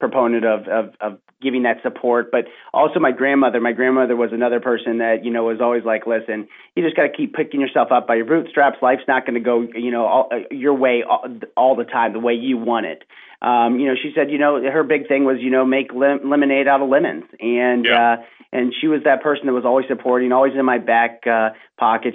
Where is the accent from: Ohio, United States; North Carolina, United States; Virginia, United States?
Ohio, United States; Milford; I grew up in Milford, Ohio, which is a little suburb outside of Cincinnati